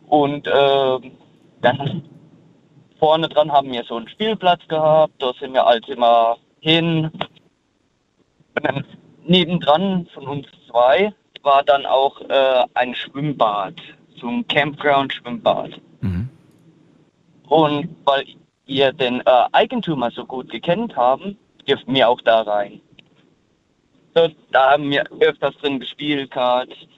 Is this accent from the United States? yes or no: yes; United States; moved away as an adult; also born or lived in Germany; now in Rhineland-Palatinate, Germany; ich bin in Amerika aufgewachsen.